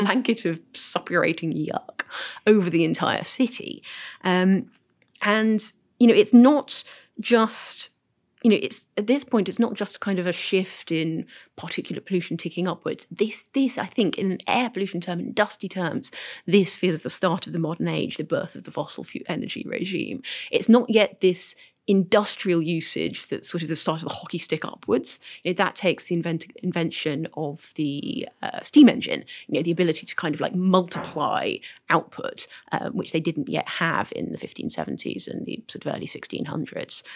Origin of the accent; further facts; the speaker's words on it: United Kingdom; I'm British